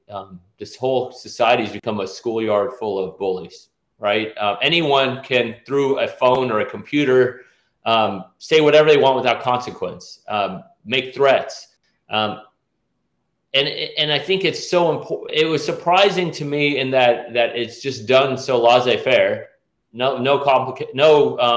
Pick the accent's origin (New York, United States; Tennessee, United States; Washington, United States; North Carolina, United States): Tennessee, United States; Nashville; accent: Southern Persian; I grew up in Nashville, that I was one of these locals.